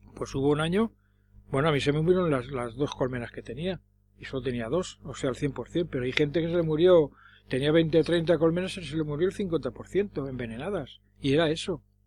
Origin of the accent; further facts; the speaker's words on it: Madrid, Community of Madrid, Spain; Yo de pequeño vivía por la Plaza Castilla